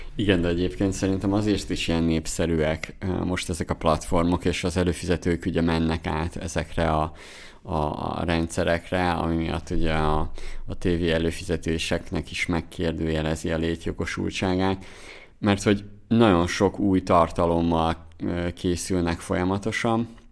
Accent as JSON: {"language": "Hungarian", "region": "Zala", "country": "Hungary", "moved": "yes", "said": "mi, mi Zolából származunk, Somogy megyéhez közel"}